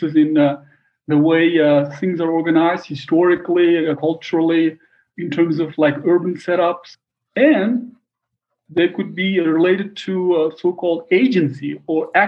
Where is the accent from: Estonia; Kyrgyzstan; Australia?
Kyrgyzstan; moved away as an adult; now in Bishkek, Kyrgyzstan; A month earlier, I came from Kyrgyzstan